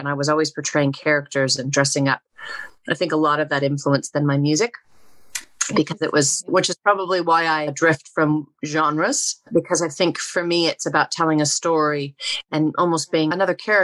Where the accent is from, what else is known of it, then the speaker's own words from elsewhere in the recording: Oregon, United States; I grew up in Oregon